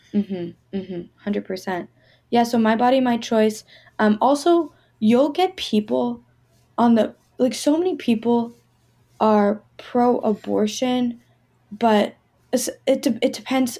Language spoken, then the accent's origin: English; Pittsburgh, Pennsylvania, United States; I'm from Pittsburgh. I'm back in Pittsburgh now